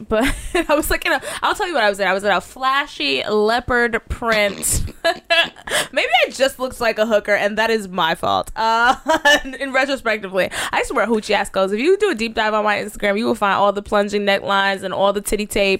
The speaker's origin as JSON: {"language": "English", "town": "Dallas", "region": "Texas", "country": "United States", "moved": "yes", "lives_now": "Los Angeles, United States", "said": "I'm a bird from Dallas."}